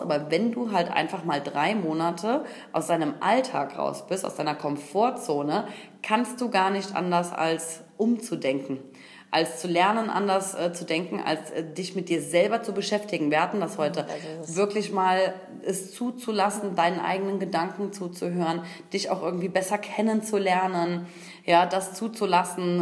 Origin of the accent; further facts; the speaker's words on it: Koblenz, Rhineland-Palatinate, Germany; gebürtig aus Koblenz